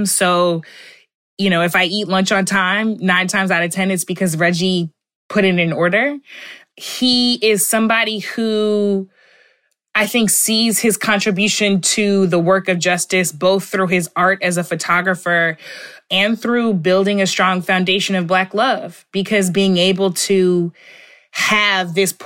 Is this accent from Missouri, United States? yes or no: yes; St. Louis, Missouri, United States; We're both from St. Louis